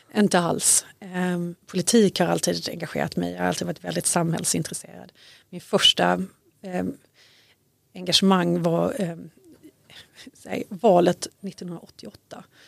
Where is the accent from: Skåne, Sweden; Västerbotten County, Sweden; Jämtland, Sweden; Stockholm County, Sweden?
Skåne, Sweden; Malmö; moved away as an adult; also born or lived in Syria / Lund; now in Danderyd, Sweden; Jag är född och uppväxt i Malmö, bottensväng i Mellanöstern under, under uppväxten, Syrien bland annat.